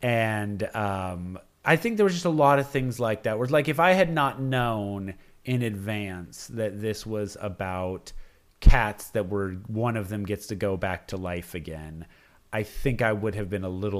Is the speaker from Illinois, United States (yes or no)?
yes; Chicago, Illinois, United States; I'm a Chicagoan.